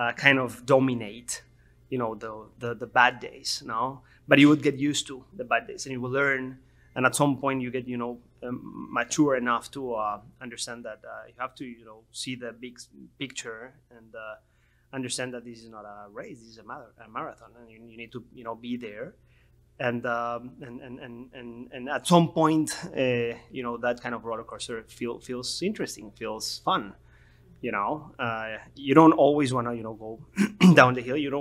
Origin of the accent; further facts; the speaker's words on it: Miami, Florida, United States; also born or lived in North Carolina; I'm from Miami.